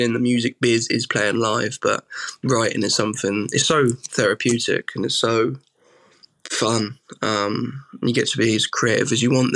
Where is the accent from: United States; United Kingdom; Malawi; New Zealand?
United Kingdom; Suffolk, East of England; I'm from Suffolk